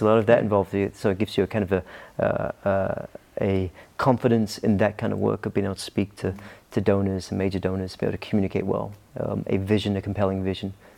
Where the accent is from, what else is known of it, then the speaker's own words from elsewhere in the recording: Scotland, United Kingdom; moved away as an adult; also born or lived in Norway; now in Bardstown, United States; grew up in uh, Scotland. Um, mum was from England. Dad's Irish. Born in Norway.